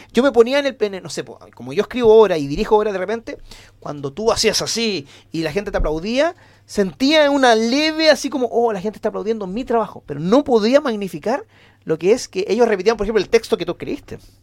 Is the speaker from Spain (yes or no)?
no; Antofagasta, Chile; born or raised there; moved away as an adult; now in Santiago, Chile